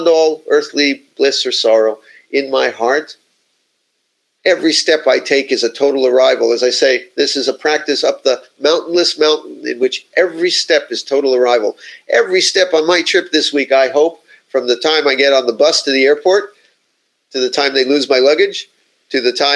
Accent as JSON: {"language": "English", "town": "Miami", "region": "Florida", "country": "United States", "said": "I'm from Miami"}